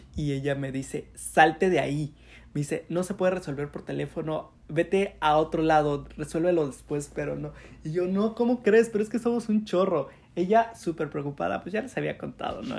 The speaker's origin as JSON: {"language": "Spanish", "town": "Chetumal", "region": "Quintana Roo", "country": "Mexico", "tie": "born or raised there", "also_born_or_lived": "Cancún", "said": "yo nací en Chetumal y me fui a vivir a, a Cancún para estudiar la universidad"}